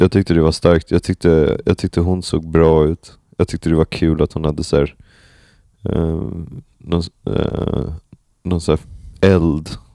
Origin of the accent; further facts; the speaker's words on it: Sweden; under mitt liv här som svensk